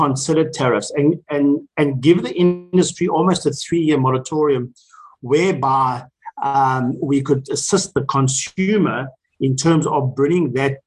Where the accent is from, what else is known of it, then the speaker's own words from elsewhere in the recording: South Africa; as South Africans